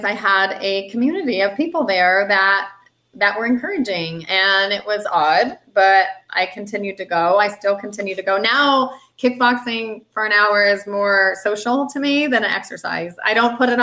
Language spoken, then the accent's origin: English; Tucson, Arizona, United States; it's happening in Tucson, my hometown.